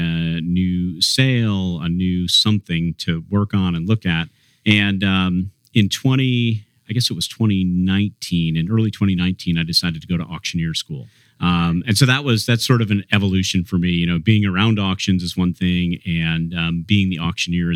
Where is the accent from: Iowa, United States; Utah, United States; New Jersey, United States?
New Jersey, United States; I was born and raised in New Jersey